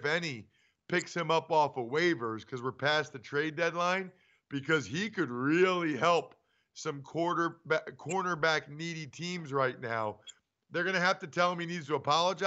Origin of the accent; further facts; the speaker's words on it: Pennsylvania, United States; growing up in Pennsylvania, kind of middle of nowhere Pennsylvania